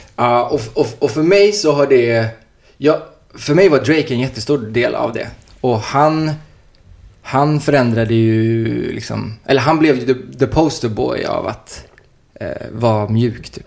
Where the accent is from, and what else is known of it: Uddevalla, Västra Götaland, Sweden; now in Stockholm, Sweden